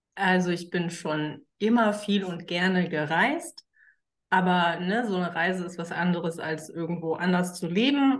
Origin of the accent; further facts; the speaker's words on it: Frankfurt, Hesse, Germany; ich bin Frankfurter mit Leib und Seele, auch wenn ich zwischenzeitlich äh, mal ganz woanders gelebt habe, komme ich doch immer wieder zurück.